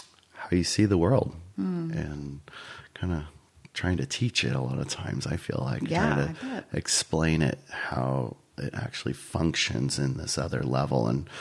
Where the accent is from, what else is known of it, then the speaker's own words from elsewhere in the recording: Escondido, California, United States; moved away as an adult; also born or lived in San Luis Obispo, California; now in Paso Robles, United States; I grew up in Escondido, Southern California, San Diego County.